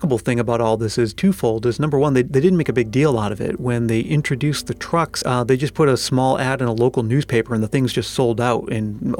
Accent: Massachusetts, United States; I'm from Massachusetts

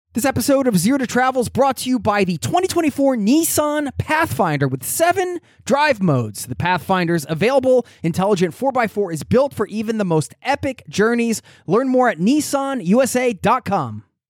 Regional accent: East Coast of the US, United States; moved away as an adult; now in Norway; I grew up in the East Coast of the U S

